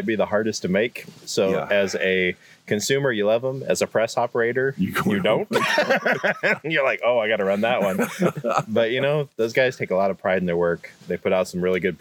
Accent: Hyannis, Nebraska, United States; I grew up in western Nebraska in a little tiny town called Hyannis

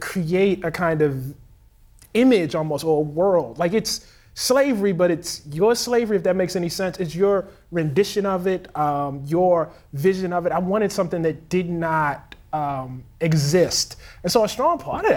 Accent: Baltimore, Maryland, United States; I'm from Baltimore, Maryland

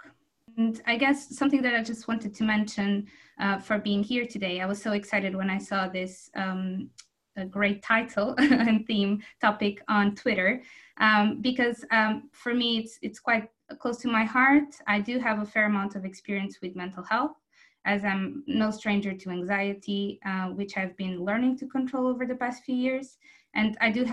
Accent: Azores Islands, Portugal; moved away as an adult; also born or lived in Portugal (mainland, undergraduate and master's); now in Exeter, United Kingdom; So originally I come from the Azores Islands

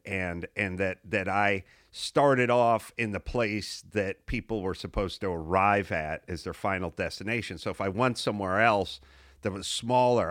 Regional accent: Los Angeles, California, United States; I grew up in North Hollywood

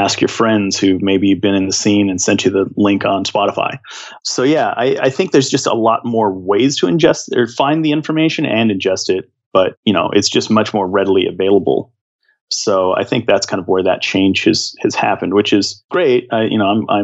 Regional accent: Seattle, Washington, United States; I'm from the Seattle area, and I was a big alt kid, so we had 107.7

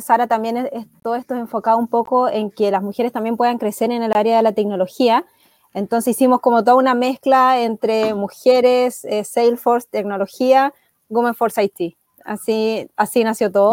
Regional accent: Chile; soy chilena

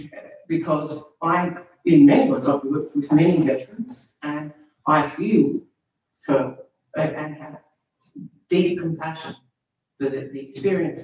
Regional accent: Australia; my experience growing up with Anzac Day as an Australian woman

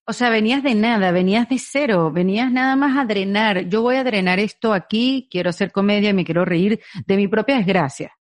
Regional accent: Venezuela; en Venezuela tenemos la ñapa

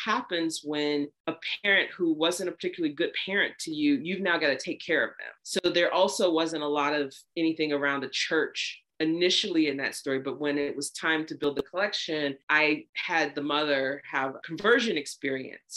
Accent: the South, United States; I grew up in the South

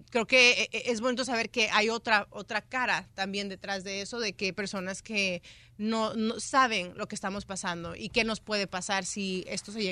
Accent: United States; toda mi vida aquí, entonces yo no conozco otro país más que Estados Unidos.

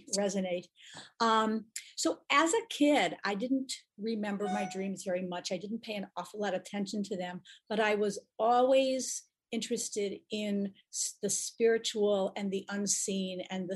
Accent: Buffalo, New York, United States; moved away as an adult; also born or lived in Israel / Boston area; I grew up in the Buffalo area, Buffalo, New York.

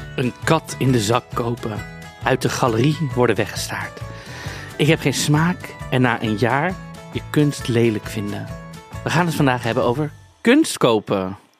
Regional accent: Netherlands; Ik ben toch een Nederlander

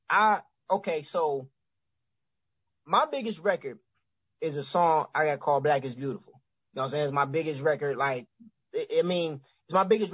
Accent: Cleveland, Ohio, United States; I'm from Cleveland

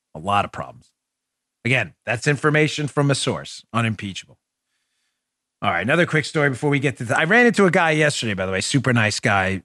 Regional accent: New York City, New York, United States; growing up in New York City

